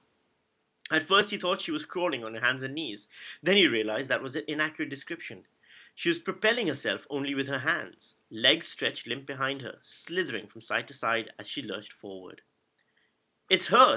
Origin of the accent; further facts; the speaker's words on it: Karachi, Sindh, Pakistan; I grew up in Pakistan, in Karachi